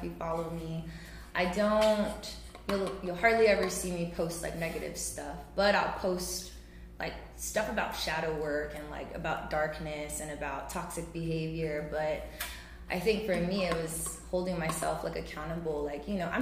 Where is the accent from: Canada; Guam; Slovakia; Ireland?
Guam; Santa Rita; I am from Santa Rita